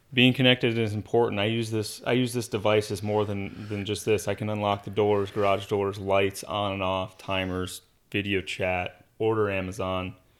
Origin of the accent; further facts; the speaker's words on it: Arizona, United States; Growing up in Arizona